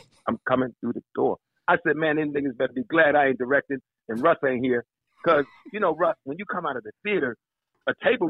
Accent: Washington, District of Columbia, United States; moved away as an adult; now in Los Angeles, United States; I'm from Southeast

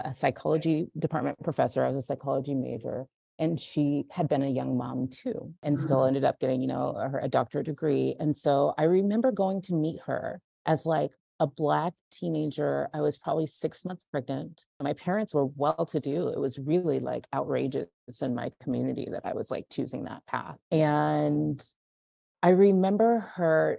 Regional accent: Central Valley, California, United States; I grew up in California in the Central Valley, in like kind of farmland, corporate farmland, and oil country

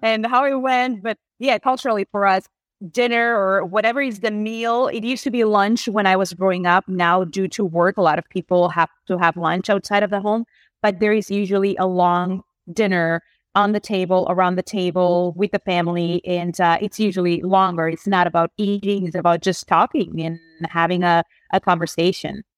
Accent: Spain; English is a second language; moved away; I grew up in Spain

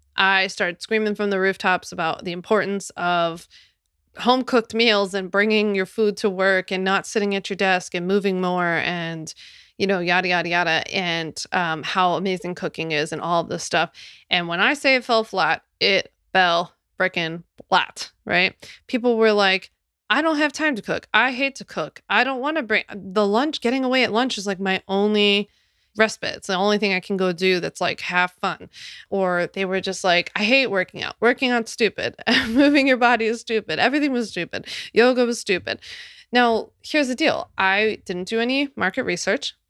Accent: Philadelphia, Pennsylvania, United States; my hometown of Philly.

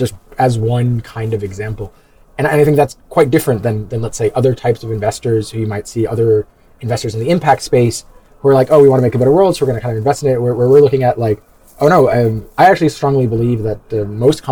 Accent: New York, United States; moved away; originally I'm an American. I'm from New York

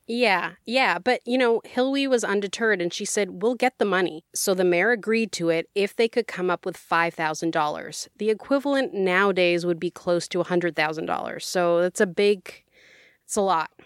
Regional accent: Edmonton, Alberta, Canada; my hometown

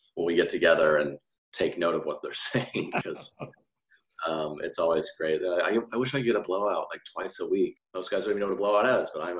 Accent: Edmond, Oklahoma, United States; born and raised in Edmond. Nice suburb of Oklahoma City.

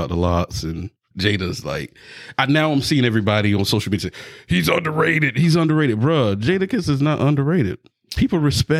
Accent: Florida, United States; now you know you in Florida now

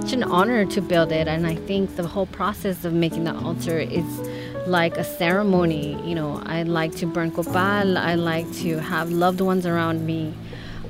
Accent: Los Angeles, California, United States; also born or lived in Mexico City, Mexico; I was born in Mexico City but raised in Los Angeles

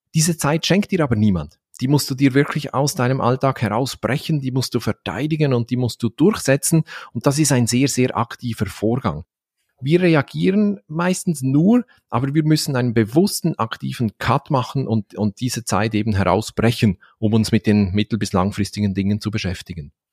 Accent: Valais, Switzerland; accent: Valais German; wir Walliser in der Schweiz

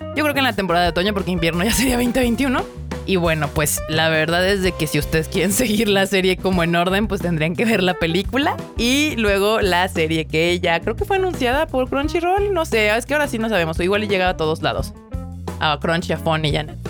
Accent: Mexico; los que somos mexicanos

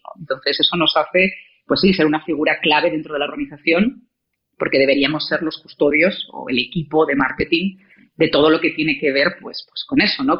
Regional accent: León, Castile and León, Spain; moved away as an adult; also born or lived in Salamanca / Santiago de Chile; now in Mexico; yo nací en León

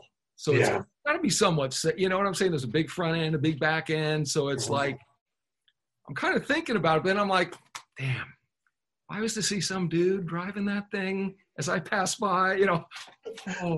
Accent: Huntington Beach, California, United States; I grew up kind of around Huntington Beach as a kid

